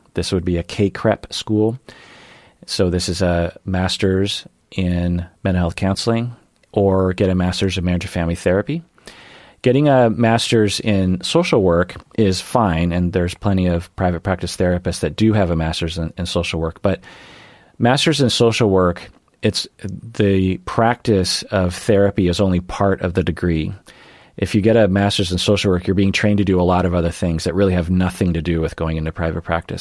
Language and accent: English; Sammamish, Washington, United States; also born or lived in Ballard, Seattle; growing up in Seattle